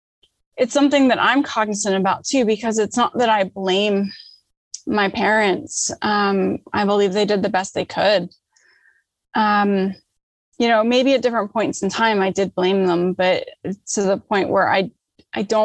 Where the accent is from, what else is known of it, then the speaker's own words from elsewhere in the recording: outside of Philadelphia, Pennsylvania, United States; moved away as an adult; also born or lived in Washington, D.C.; I grew up outside of Philadelphia